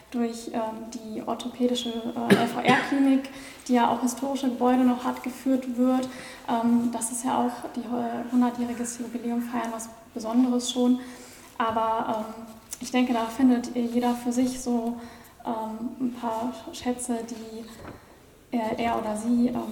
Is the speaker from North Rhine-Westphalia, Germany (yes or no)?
yes; Mönchengladbach, North Rhine-Westphalia, Germany; ich komme ja auch selber aus Mönchengladbach und ähm, ich kannte die Region hier